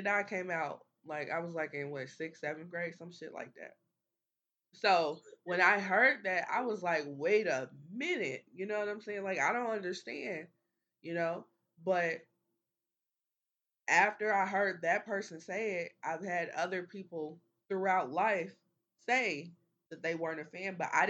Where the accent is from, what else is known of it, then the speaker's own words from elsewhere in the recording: Midwest, United States; But I'm a Midwesterner as well.